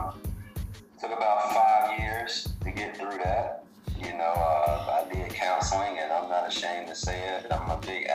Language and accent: English; Birmingham, Alabama, United States; Born and raised in Birmingham, Alabama, down here in the South